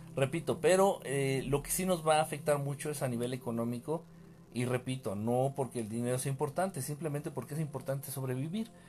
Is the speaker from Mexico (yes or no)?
yes; Mexico; now in Mexico City, Mexico; Aunque parezca noruego, soy mexicano